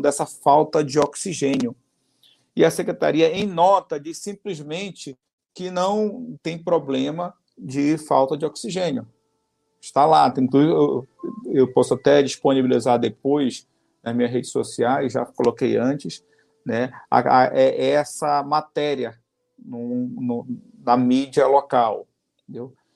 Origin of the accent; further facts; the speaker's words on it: Amazonas, Brazil; nosso Estado do Amazonas